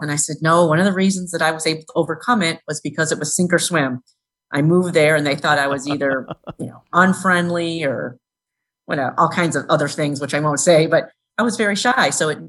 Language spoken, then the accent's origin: English; Lansing, Illinois, United States; I grew up in Lansing, Illinois.